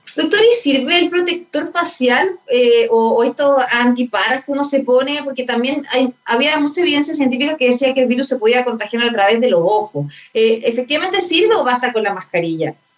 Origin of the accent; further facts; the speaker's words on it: Chile; nosotros tener en cuenta como chilenos y chilenas